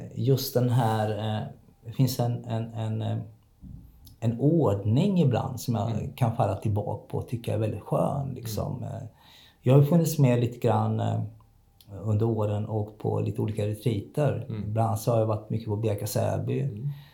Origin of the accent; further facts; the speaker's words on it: Kalmar, Kalmar County, Sweden; now in Hässleholm, Sweden; Jag är född i Kalmar, uppvuxen i Kalmar.